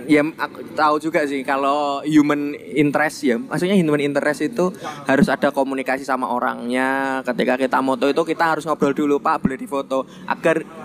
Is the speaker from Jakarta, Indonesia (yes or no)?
no; Central Java, Indonesia; mungkin kalau aku ya sebagai orang Jawa Tengah sih bayanginnya itu mungkin ya kayak kayak lawang sewu gitulah